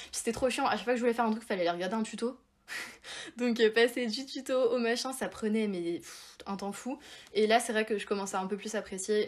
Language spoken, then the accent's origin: French; Évian-les-Bains, Auvergne-Rhône-Alpes, France; moved away as an adult; now in Paris, France; j'habite à Paris mais normalement je viens de Évian, donc comme l'eau du coup en Haute-Savoie